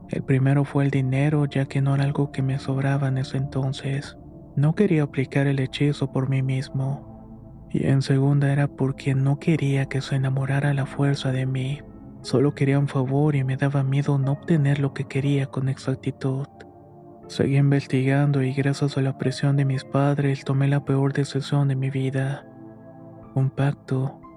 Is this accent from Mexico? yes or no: yes; Guadalajara, Jalisco, Mexico; now in Serano, Mexico; soy originario de Guadalajara, aunque actualmente resido en Serano, Guanajuato, el cual es un pequeño pueblo colindante a Michoacán.